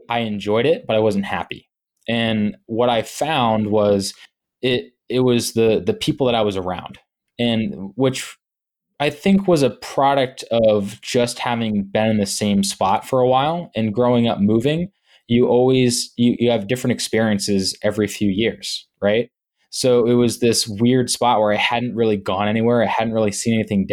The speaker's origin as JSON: {"language": "English", "town": "Wickford", "region": "Rhode Island", "country": "United States", "tie": "born or raised there", "also_born_or_lived": "Laguna Beach, California / Florida / Matunuck, Rhode Island", "said": "I was very fortunate enough to grow up in a town called Wickford, which is actually a village."}